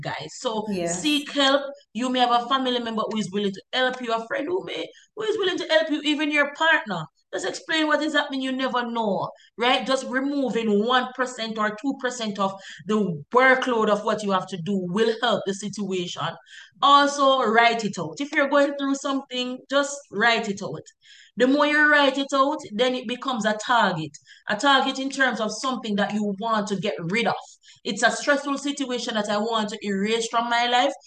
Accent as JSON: {"language": "English", "country": "Jamaica", "said": "I'm a Jamaican and we're all Jamaicans"}